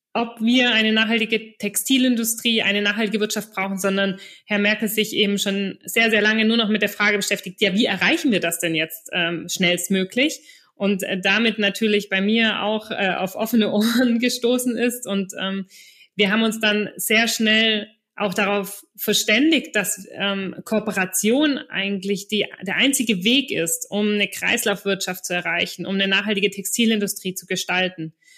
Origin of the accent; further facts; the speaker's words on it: Stuttgart, Baden-Württemberg, Germany; moved away; also born or lived in Düsseldorf / Hamburg / Belgium / Reutlingen; ich komme selber aus der Stuttgarter Region und habe in Düsseldorf, Hamburg, Belgien und sonst wo gewohnt